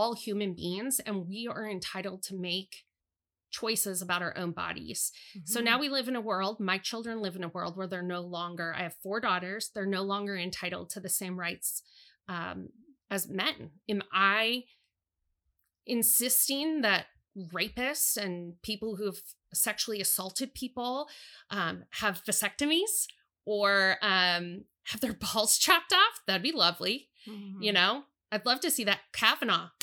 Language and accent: English; United States; I'm a middle-aged American woman. I've spent my entire youth and adulthood living in a country